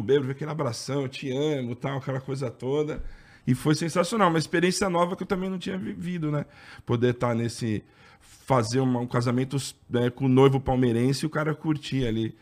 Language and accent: Portuguese; ABC Paulista, São Paulo, Brazil; eu sou do ABC